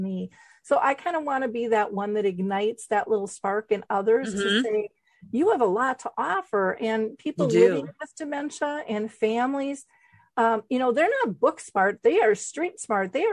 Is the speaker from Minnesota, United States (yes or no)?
yes; Minnesota, United States; I'm a girl from Minnesota. I didn't even travel. We went up to the cabin. I mean, I was just kind of hometownish